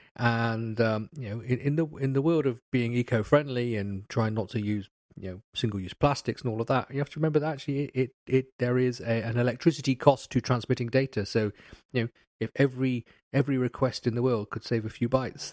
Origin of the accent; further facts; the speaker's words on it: England, United Kingdom; I'm, I'm English